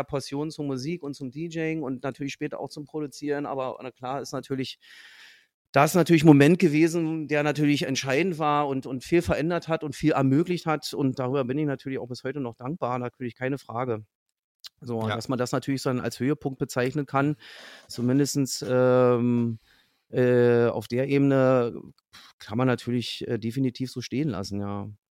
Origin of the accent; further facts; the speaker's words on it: Fürstenwalde, Brandenburg, Germany; meine Heimatstadt Fürstenwalde liegt so im so im mehr oder weniger Speckgürtel von Berlin